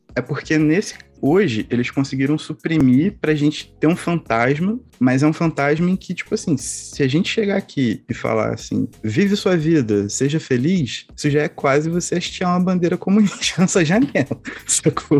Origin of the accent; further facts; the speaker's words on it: Brazil; a gente, enquanto brasileiro, latino-americano